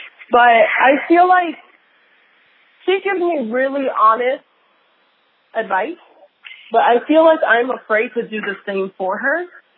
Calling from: Las Vegas, Nevada, United States; I am calling you from Las Vegas.

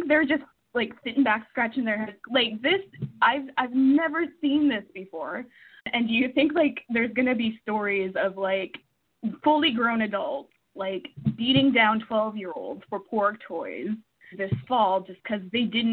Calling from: Edmonton, Alberta, Canada; I'm calling from Edmonton, Canada

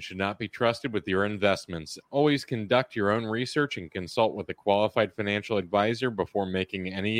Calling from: Hershey, Pennsylvania, United States; calling from Hershey, Pennsylvania.

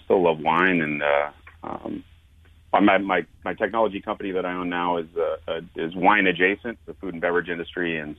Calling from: Coeur d'Alene, Idaho, United States; I'm up in northern Idaho, North Idaho, Coeur d'Alene area.

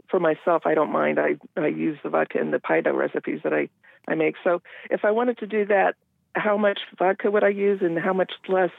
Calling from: Endicott, Washington, United States; I'm calling from Eastern Washington, Endicott.

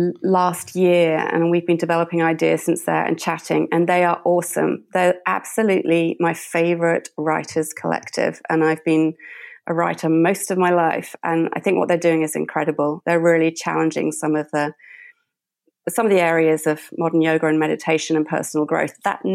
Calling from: Brisbane, Queensland, Australia; I'm calling in from Brisbane, Australia.

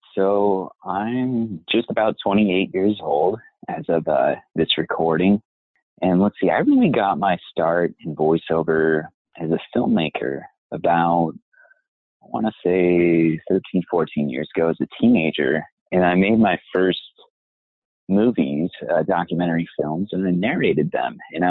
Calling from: Pittsburgh, Pennsylvania, United States; I'm calling from actually my sister-in-law's house outside of Pittsburgh, Pennsylvania.

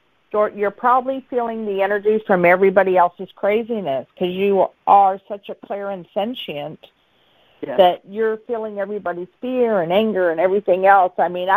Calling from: Arizona, United States; in Arizona.

